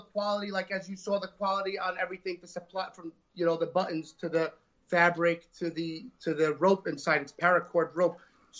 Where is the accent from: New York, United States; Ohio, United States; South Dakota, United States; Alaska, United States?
New York, United States; Staten Island; Staten Island, New York.